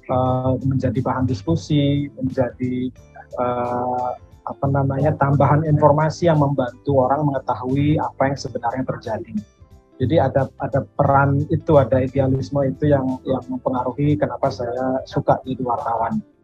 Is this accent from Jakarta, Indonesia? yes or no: no; Denpasar, Bali, Indonesia; kebetulan sejak SMA di Denpasar saya di SMA 1 Denpasar Bali saya terlibat di pers kampus